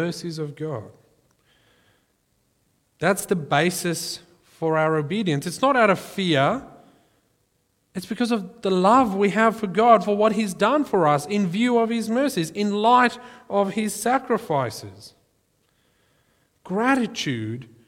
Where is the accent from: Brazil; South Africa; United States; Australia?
South Africa; growing up in South Africa, we had, unofficially, we had corporal punishment in our school